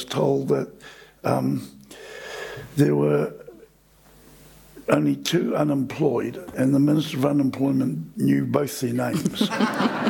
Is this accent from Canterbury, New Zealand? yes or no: yes; Christchurch, Canterbury, New Zealand; I grew up in Christchurch